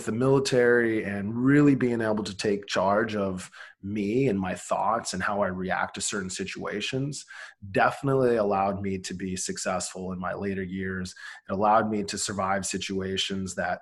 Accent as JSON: {"language": "English", "region": "Iowa", "country": "United States", "tie": "born or raised there", "said": "Grew up super poor in Iowa"}